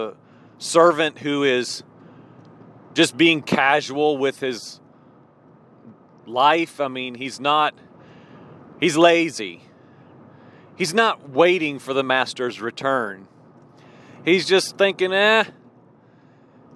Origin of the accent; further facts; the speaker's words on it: Midwest, United States; I grew up in the Midwest, out in corn country.